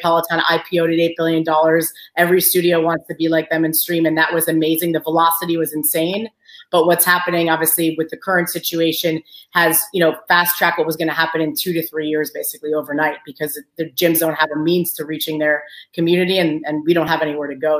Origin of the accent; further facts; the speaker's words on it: Long Island, New York, United States; moved away as an adult; also born or lived in University of Maryland; I grew up in Long Island. Uh, my parents are both Albanian